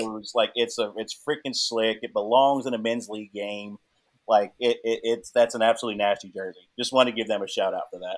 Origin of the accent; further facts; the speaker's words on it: Texarkana, Texas, United States; also born or lived in Plano, Texas; being in Texas at the time, growing up